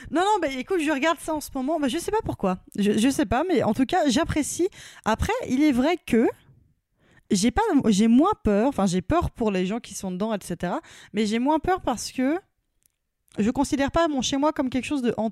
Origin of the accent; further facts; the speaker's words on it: Paris, Île-de-France, France; je suis parisienne, euh, c'est pas un château hein, chez moi